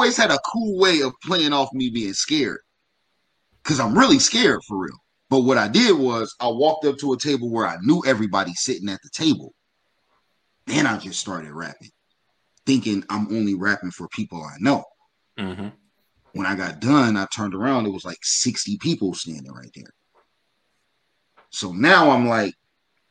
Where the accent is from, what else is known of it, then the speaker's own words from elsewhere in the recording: Dayton, Ohio, United States; I'm from Dayton